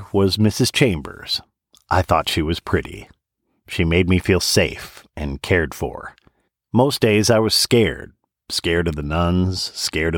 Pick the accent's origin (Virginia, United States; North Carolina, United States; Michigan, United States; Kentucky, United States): Michigan, United States; Saginaw; moved away; I was born and raised in Saginaw, Michigan.